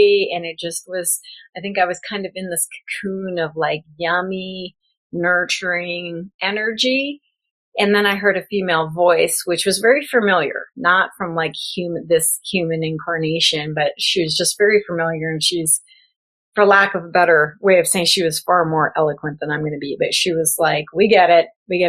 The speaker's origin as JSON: {"language": "English", "region": "Midwest", "country": "United States", "tie": "born or raised there", "also_born_or_lived": "Florida", "said": "I had moved from Florida. I was raised in the Midwest, ran all over the place, lived in Florida, and then I came out to California."}